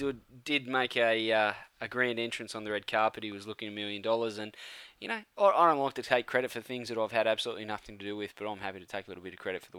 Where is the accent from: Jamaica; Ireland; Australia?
Australia; Campbelltown, New South Wales; because I'm from Campbelltown.